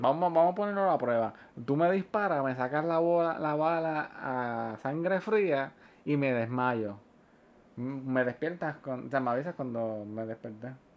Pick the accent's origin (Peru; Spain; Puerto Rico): Puerto Rico; nosotros somos de Puerto Rico